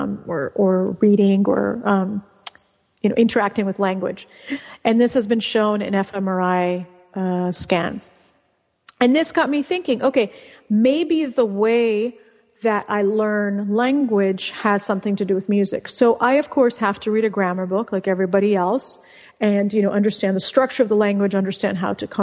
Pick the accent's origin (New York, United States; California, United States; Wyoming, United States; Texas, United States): California, United States; first language Russian; English is a second language; also born or lived in Bosnia / Argentina / Mexico; And then I grew up in California